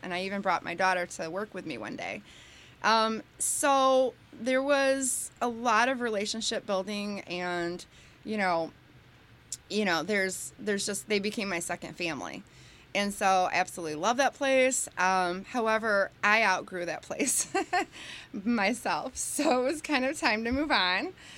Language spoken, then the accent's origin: English; New Boston, Michigan, United States; also born or lived in Bronxville, New York; I grew up in New Boston, and it was great